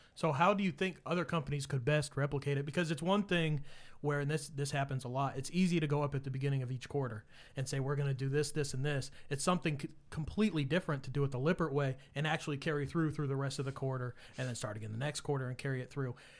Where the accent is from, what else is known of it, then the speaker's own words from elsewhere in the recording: Kansas, United States; moved away; also born or lived in New York; I moved here from New York, but I spent much of my childhood in Kansas.